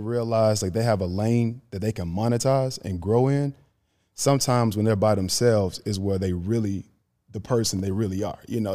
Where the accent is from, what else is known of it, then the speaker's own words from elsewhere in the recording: Grand Bay, Alabama, United States; moved away as an adult; now in Atlanta, United States; I'm from Grand Bay, Alabama, bro. Like, population, I'll say, like, nine hundred, close to a thousand people.